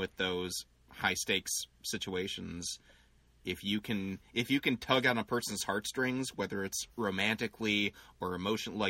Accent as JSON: {"language": "English", "town": "Glen Ellyn", "region": "Illinois", "country": "United States", "tie": "born or raised there", "said": "growing up in Glen Ellyn"}